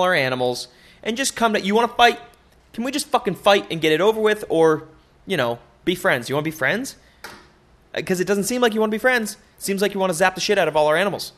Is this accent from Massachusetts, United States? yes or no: yes; Boston, Massachusetts, United States; my hometown, over there in Massachusetts, in Dorchester